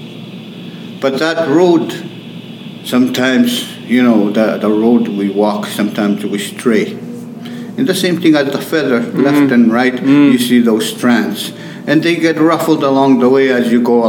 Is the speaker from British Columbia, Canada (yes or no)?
no; St. Theresa Point, Manitoba, Canada; I come from St. Theresa Point, close to the border of Ontario, way up north. It's a remote area.